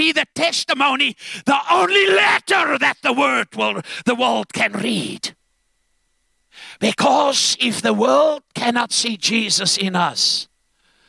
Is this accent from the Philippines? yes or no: no; Zambia; now in South Africa; I was born in Zambia, and that was under British rule in Northern Rhodesia.